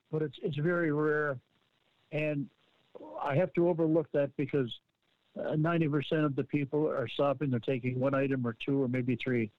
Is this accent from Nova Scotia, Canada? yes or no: yes; Nova Scotia, Canada; moved away; I came from Nova Scotia, from Cape Breton, and we moved here in 1985.